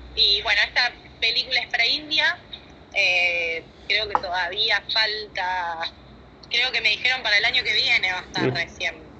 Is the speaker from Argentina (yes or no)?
yes; Córdoba, Argentina; now in Buenos Aires, Argentina; me vine a vivir a Buenos Aires, yo soy de Córdoba, de Córdoba Capital